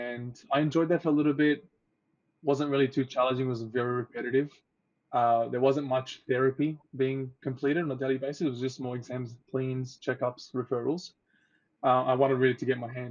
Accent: Australia; also born or lived in Egypt; I moved to Australia when I was 6 years old

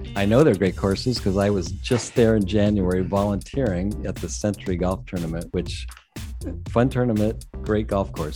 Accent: San Diego, California, United States; I'm in San Diego, born and raised in San Diego, so I've never spent a winter in New England

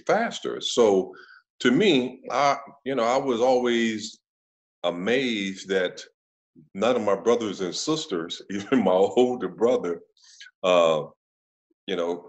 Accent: Chicago, Illinois, United States; moved away; also born or lived in Cleveland / Kansas City; we grew up on the south side of Chicago

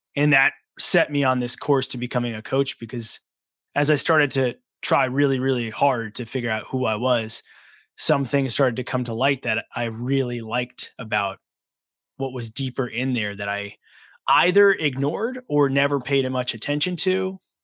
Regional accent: Long Island, New York, United States; also born or lived in Brooklyn; I grew up on Long Island in New York

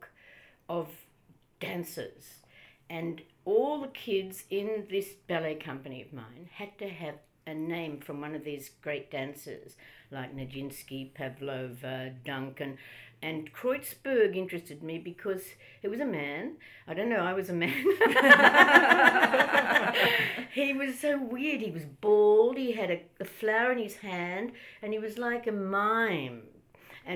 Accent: Melbourne, Victoria, Australia; I grew up in Heidelberg

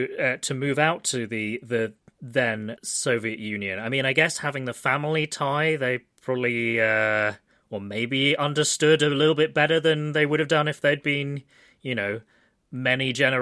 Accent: United Kingdom; I was growing up in Britain in the 90s, which was, you know, really a pretty good time to be growing up in Britain

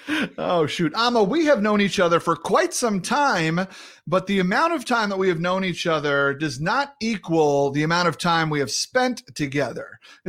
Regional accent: Massachusetts, United States; accent: Massachusetts; My Massachusetts accent comes in and out, give or take how long I've listened to Mayor Quimby.

